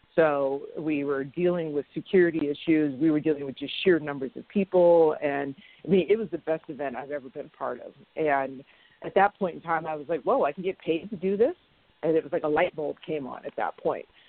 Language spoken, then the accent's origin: English; Sacramento, California, United States; I grew up in Sacramento